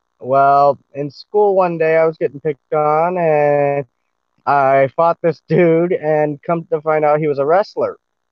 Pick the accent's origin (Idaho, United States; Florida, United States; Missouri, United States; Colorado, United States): Colorado, United States; now in Arizona, United States; Originally, I'm from Colorado. I was raised all over, and I now currently live in Arizona.